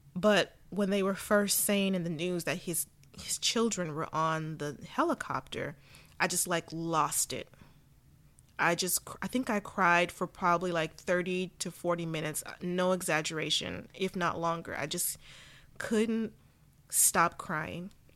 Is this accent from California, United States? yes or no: yes; Southern California, United States; I was born and raised in Southern California